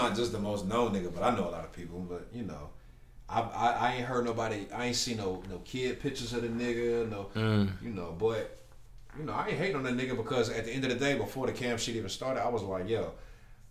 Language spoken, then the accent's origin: English; Charlotte, North Carolina, United States; I'm from Charlotte, like, you know what I'm saying? I've been here all my life. I wasn't born here, but I've been here since I was one